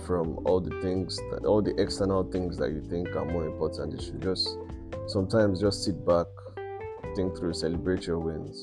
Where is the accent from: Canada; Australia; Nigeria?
Nigeria; As a Nigerian child